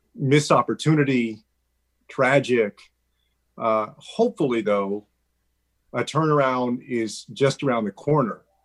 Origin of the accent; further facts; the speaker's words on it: Texas, United States; Texas, my home state